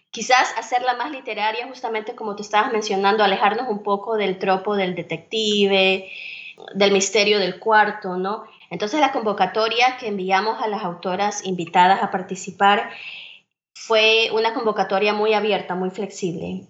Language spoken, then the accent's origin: Spanish; Guayaquil, Guayas, Ecuador; moved away as an adult; also born or lived in Iowa, United States; now in Tennessee, United States; soy originalmente de Ecuador, de la ciudad de Guayaquil. Allí nací, crecí y viví buena parte de mi vida adulta.